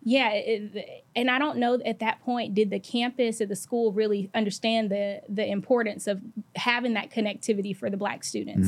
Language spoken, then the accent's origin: English; Atlanta, Georgia, United States; I am from Atlanta, East Atlanta